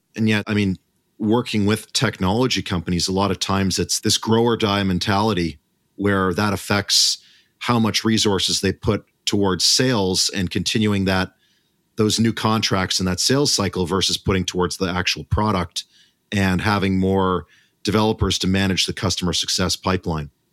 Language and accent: English; Canada; as a Canadian